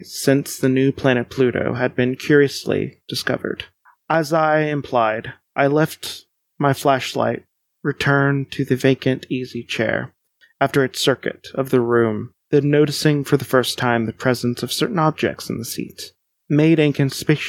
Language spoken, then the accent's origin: English; Central Kentucky, United States; I'm not technically from Appalachia, so I'm from Central Kentucky.